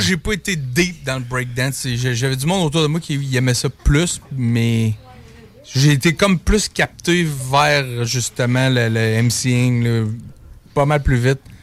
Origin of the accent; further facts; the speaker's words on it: Quebec City, Quebec, Canada; chez nous à Beauport